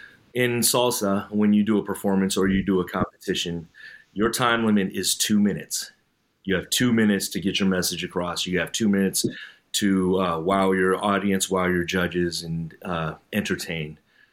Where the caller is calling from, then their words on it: California, United States; I'm coming in from the Bay Area here in California.